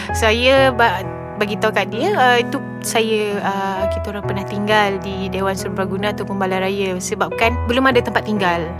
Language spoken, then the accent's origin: Malay; Kota Kinabalu, Sabah, Malaysia; saya berasal daripada Sabah